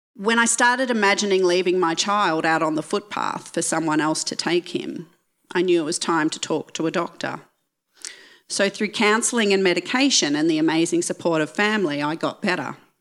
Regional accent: Geelong, Victoria, Australia; moved away as an adult; I grew up just outside of Geelong

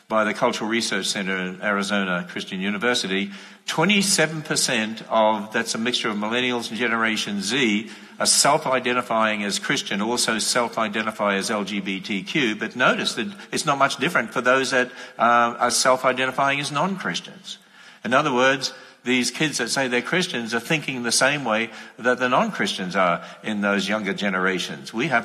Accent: Australia; now in United States; But when I was coming over from Australia, even in the 80s and speaking in America, I was warning people

